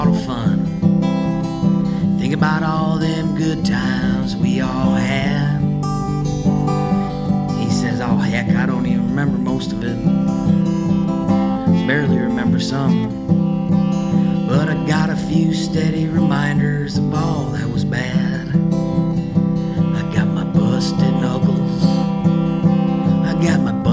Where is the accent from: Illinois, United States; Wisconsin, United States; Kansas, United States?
Wisconsin, United States; Green Bay; moved away as an adult; also born or lived in Friendship, Indiana / Elgin, Texas; now in Oakdale, United States; I grew up in Green Bay, Wisconsin